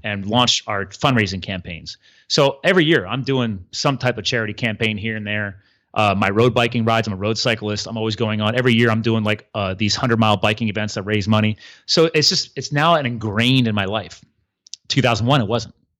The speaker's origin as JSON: {"language": "English", "region": "East Coast", "country": "United States", "tie": "born or raised there", "said": "I grew up here on the East Coast"}